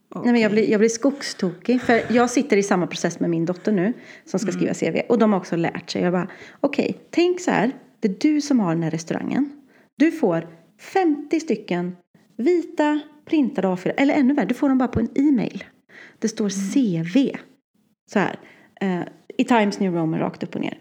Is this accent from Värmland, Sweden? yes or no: yes; Värmland, Sweden